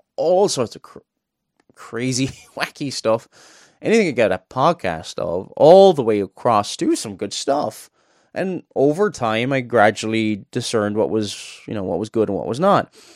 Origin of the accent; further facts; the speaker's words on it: Cork, Munster, Ireland; now in Northern Ireland, United Kingdom; I'm not originally from Northern Ireland. I'm from Cork in the south